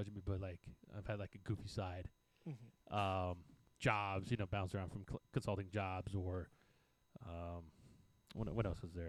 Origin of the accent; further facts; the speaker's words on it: United States; also born or lived in New York; now in Arlington, United States; a couple years ago, I moved to Arlington, and you know because I grew up two counties over, in the farmland